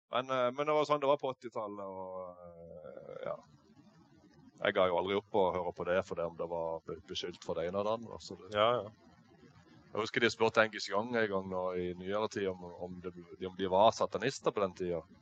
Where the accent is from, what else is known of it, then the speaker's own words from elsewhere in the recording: Eiken, Agder, Norway; Nei, jeg er oppvokst på en gard oppe i Eiken. Jeg er egentlig ikke fra Lyngdal, jeg er fra Eiken oppe i eh, Indre Agder. Jeg er oppvokst på en gard langt inn i skogen.